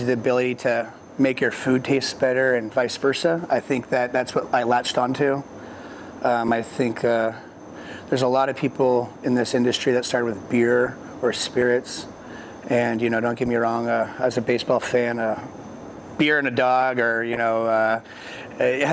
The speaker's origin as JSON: {"language": "English", "town": "Orange", "region": "California", "country": "United States", "tie": "born or raised there", "also_born_or_lived": "Colorado", "moved": "as an adult", "lives_now": "Oregon, United States", "said": "I was born in Orange, California, so Southern California, the old town of Orange County"}